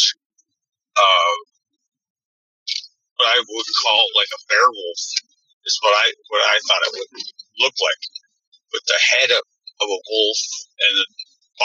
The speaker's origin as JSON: {"language": "English", "town": "Belcourt", "region": "North Dakota", "country": "United States", "said": "I'm from Belcourt, North Dakota, Ojibwe, India"}